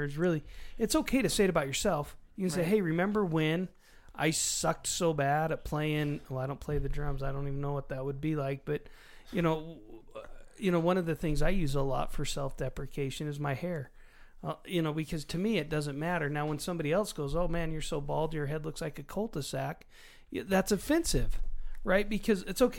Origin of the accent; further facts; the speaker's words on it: Pleasant Grove, Utah, United States; I'm from Pleasant Grove